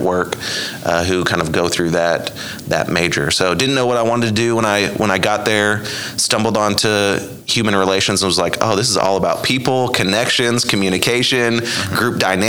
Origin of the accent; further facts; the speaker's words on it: Bartlesville, Oklahoma, United States; also born or lived in Norman, Oklahoma; So I grew up in Bartlesville, Oklahoma, just north of Tulsa